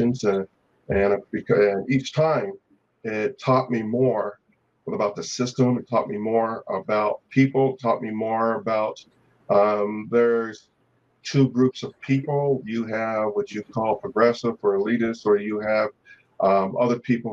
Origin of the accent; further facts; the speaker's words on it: Connecticut, United States; moved away as an adult; also born or lived in Germany / Grand Forks, North Dakota; now in North Dakota, United States; I'm from the East Coast, from Connecticut, but I joined the military in 1977